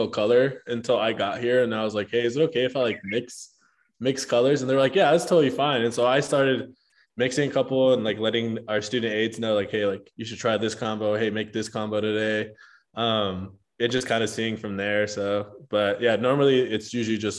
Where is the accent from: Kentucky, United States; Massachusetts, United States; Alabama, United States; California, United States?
California, United States; Compton; first language Spanish; English is a second language; moved away as an adult; also born or lived in Los Angeles, California; now in Utah, United States; I grew up in Compton up until I was in eighth grade